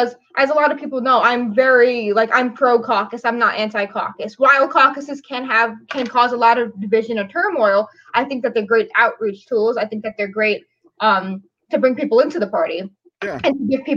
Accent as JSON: {"language": "English", "town": "New York City", "region": "New York", "country": "United States", "moved": "as an adult", "lives_now": "upstate New York, United States", "said": "I'm from New York City."}